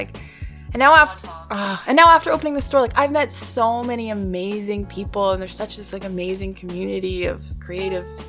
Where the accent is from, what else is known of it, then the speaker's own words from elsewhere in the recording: Vancouver, British Columbia, Canada; moved away as an adult; now in Toronto, Canada; growing up in Vancouver, it's very small